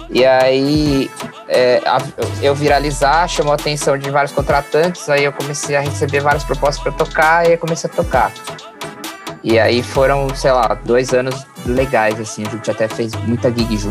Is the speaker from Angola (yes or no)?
no; Piracicaba, São Paulo, Brazil; also born or lived in São Roque; eu sou de São Roque, interior de São Paulo, mas eu, minha família mudou pra Piracicaba depois. Então meio que sou de Piracicaba.